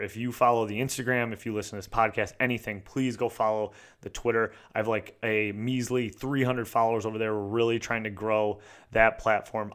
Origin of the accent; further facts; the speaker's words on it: United States; I'm American